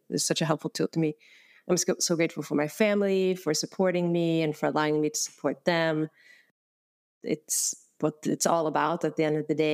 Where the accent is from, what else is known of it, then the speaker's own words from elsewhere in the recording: Sweden; moved away as an adult; now in San Francisco, United States; I came to San Francisco from Sweden in 2001